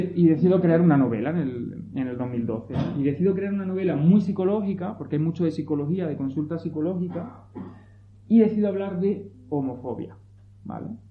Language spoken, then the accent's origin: Spanish; Pinos Puente, Andalusia, Spain; moved away; Soy de Pino